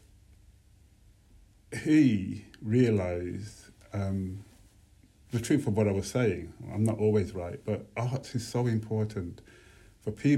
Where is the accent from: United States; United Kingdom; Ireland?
United Kingdom; Birmingham, West Midlands; growing up in Birmingham